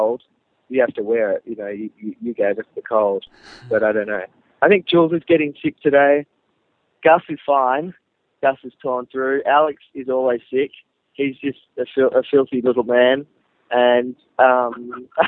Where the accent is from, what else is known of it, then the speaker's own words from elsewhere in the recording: Australia; I definitely have an Australian sound, because we are from Australia